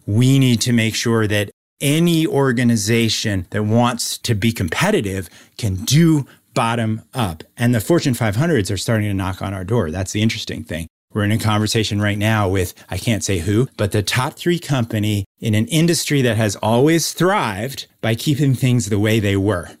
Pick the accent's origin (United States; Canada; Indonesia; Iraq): United States; New York City, New York; the street I grew up on in New York City